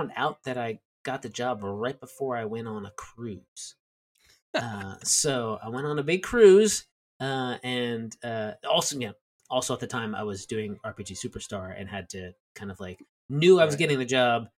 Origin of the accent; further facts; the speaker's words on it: southern New Jersey, United States; moved away as an adult; also born or lived in Delaware / New York City / Connecticut / Richmond, Virginia; I was born in southern New Jersey